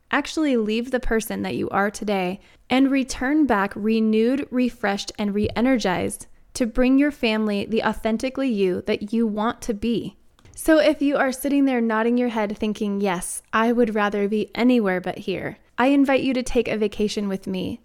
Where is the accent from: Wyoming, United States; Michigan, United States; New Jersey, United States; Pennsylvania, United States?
Wyoming, United States; also born or lived in Arizona; now in Denver, United States; growing up in Wyoming, I'm not a stranger to the cold